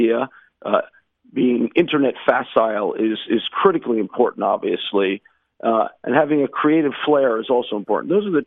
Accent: United States; now in Israel; growing up in the States

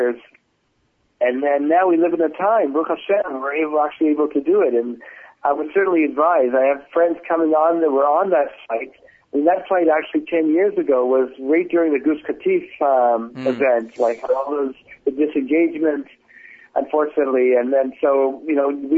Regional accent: Toronto, Ontario, Canada; moved away as an adult; now in Israel; I'm a Canadian originally, I'm from Toronto

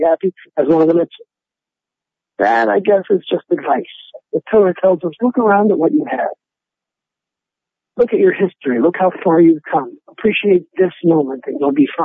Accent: Pittsburgh, Pennsylvania, United States; I'm from Pittsburgh, Pennsylvania

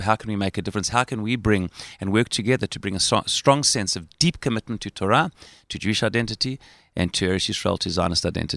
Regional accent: Johannesburg, Gauteng, South Africa; accent: South African; moved away as an adult; now in Israel; having grown up in Johannesburg, South Africa

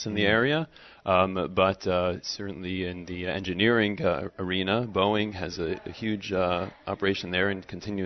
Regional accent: New Jersey, United States; now in Charleston, United States; I grew up in New Jersey.

